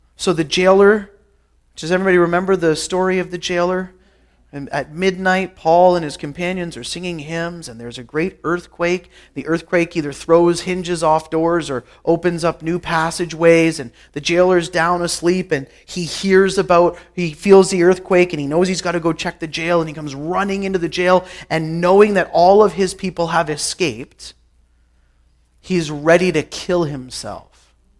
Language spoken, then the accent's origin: English; Guelph, Ontario, Canada; I grew up in Guelph, Ontario